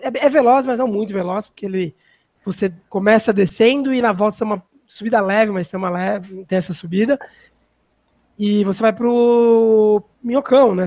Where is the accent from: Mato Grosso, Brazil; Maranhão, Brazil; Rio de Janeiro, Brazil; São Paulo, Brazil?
São Paulo, Brazil; eu sou de São Paulo